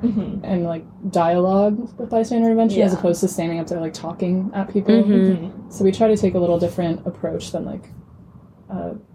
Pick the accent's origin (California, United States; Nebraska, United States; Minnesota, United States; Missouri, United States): California, United States; moved away as an adult; Yeah, so I'm from California